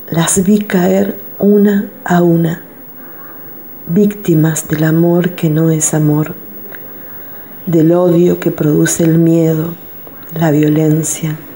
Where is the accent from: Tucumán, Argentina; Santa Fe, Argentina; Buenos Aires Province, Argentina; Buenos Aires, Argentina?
Santa Fe, Argentina; soy de Santa Fe, ciudad capital de la provincia